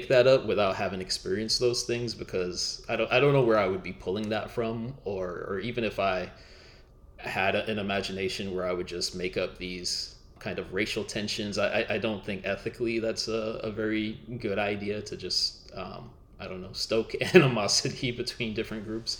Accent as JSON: {"language": "English", "town": "Miami", "region": "Florida", "country": "United States", "tie": "born or raised there", "also_born_or_lived": "Minneapolis", "moved": "as an adult", "said": "I grew up in Miami, like Trelawney, my main character"}